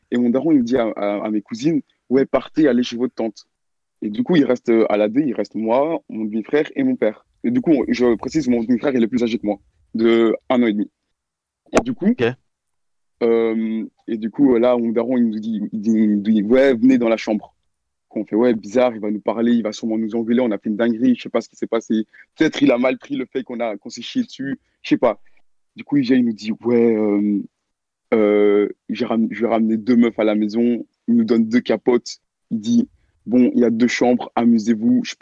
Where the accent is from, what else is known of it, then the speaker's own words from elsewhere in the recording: Belgium; Vas-y je viens de Belgique, euh, j'ai 18 ans et l'histoire s'est passée euh, l'année passée en décembre 2020.